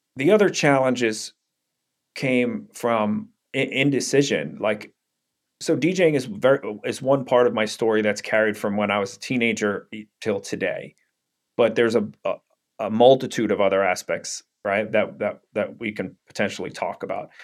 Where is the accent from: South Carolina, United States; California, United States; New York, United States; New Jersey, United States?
New York, United States; New York City; I grew up in Brooklyn, New York